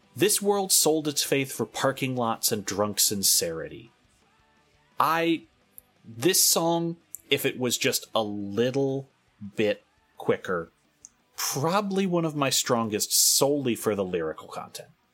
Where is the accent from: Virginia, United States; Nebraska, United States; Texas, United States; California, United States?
California, United States; as a Californian